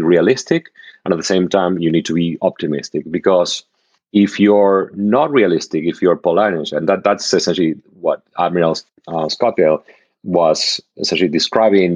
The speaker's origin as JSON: {"language": "English", "country": "Argentina", "tie": "born or raised there", "moved": "yes", "said": "I grew up in Argentina"}